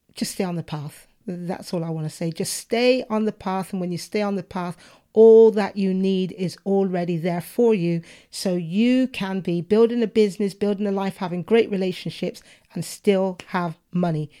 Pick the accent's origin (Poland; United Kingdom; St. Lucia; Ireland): United Kingdom; I'm a Brit, but I am not, I'm British. But effectively, I have two cultures my parents are from Jamaica